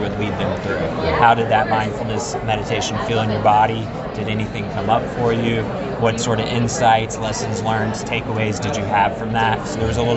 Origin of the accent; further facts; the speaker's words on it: Louisville, Kentucky, United States; moved away; also born or lived in West Virginia; I'm originally from Louisville, Kentucky.